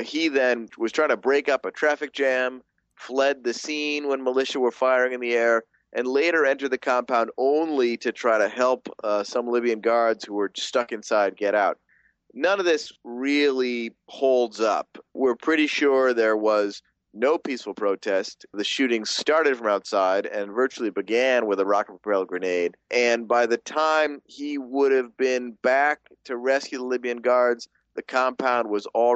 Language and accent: English; Buffalo, New York, United States; moved away; my hometown of Buffalo, New York